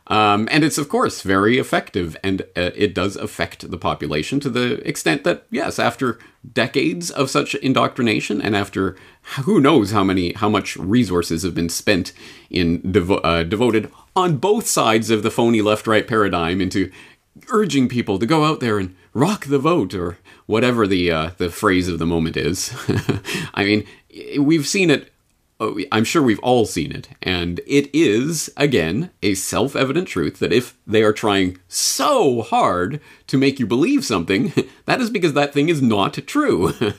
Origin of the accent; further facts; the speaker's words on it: Canada; And even as a Canadian, I was exposed to so much secondhand American propaganda along those lines as a child